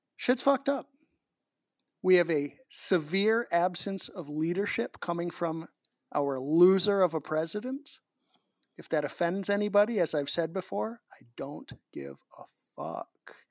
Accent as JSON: {"language": "English", "region": "Massachusetts", "country": "United States", "tie": "born or raised there", "said": "Massachusetts, my home state"}